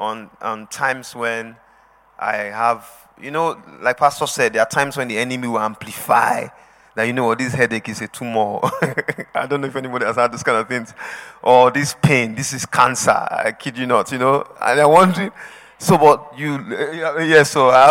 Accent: Edo, Nigeria; moved away; I'm from Edo State.

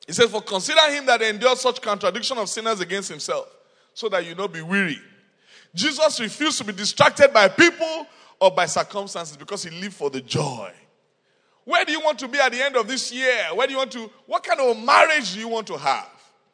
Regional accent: Nigeria; moved away; I'm from Nigeria

